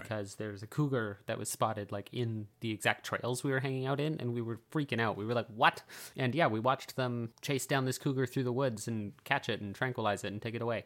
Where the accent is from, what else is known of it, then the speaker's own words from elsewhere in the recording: British Columbia, Canada; also born or lived in Forest Grove; I grew up on a fountain in British Columbia